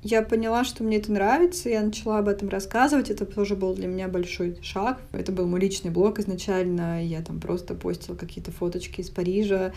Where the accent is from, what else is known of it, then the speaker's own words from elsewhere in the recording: Voronezh, Voronezh Oblast, Russia; moved away as an adult; now in Paris, France; из Воронежа, мне 28 лет